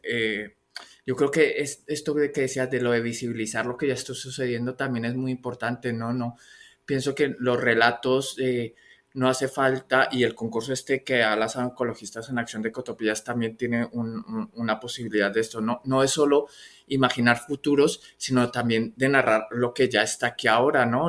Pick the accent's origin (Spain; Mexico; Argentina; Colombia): Colombia; yo soy colombiano